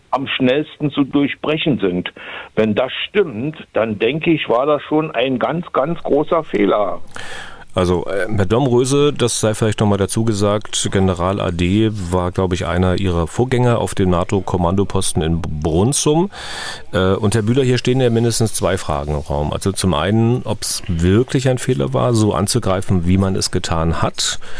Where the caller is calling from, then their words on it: Berlin, Germany; Ich komme aus Berlin.